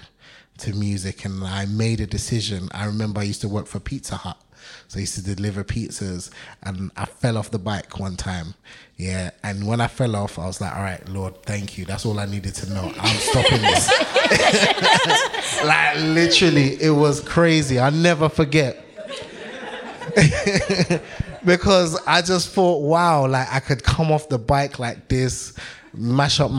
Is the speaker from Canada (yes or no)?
no; Sierra Leone; moved away; also born or lived in London; I was born in London, but I lived in Sierra Leone. I'm half Sierra Leonean, half Ghanaian